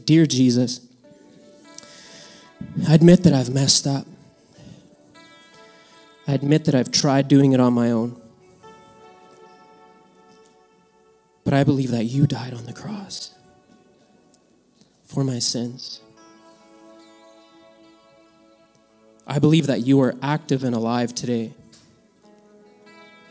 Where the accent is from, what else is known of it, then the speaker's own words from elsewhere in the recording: Mexico; moved away; I was born in Mexico, and my dad farmed there for many, many years